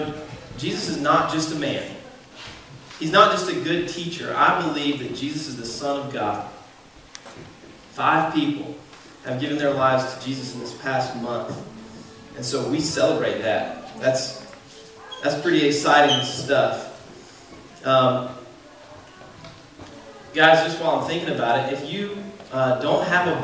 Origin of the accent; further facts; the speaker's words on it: Georgia, United States; accent: southern; You guys are going to have to forgive my southern accent. I'm a Georgia boy.